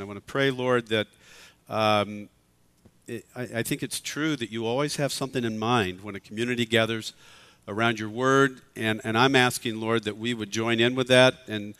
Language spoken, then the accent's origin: English; Southern California, United States; I'm from Southern California